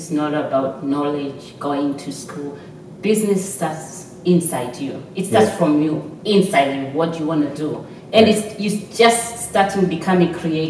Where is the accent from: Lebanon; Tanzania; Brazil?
Tanzania; moved away as an adult; now in Australia; I'm from Tanzania. Okay, yeah. Nice. And I did my degree in Tanzania. All my childhood is in Tanzania. I moved here 14 years ago.